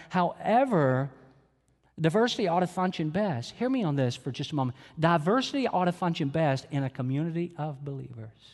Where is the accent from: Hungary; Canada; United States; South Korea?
United States; Atlanta, Georgia; my home church where I grew up in Atlanta, Georgia